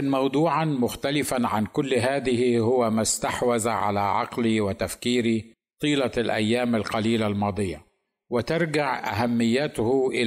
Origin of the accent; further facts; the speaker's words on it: Egypt; ثم بعدها فانا مصري ثانيا